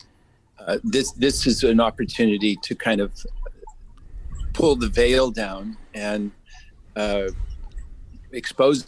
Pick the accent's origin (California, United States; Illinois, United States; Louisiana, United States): California, United States; Imperial Beach; I grew up in Imperial Beach down by Tijuana.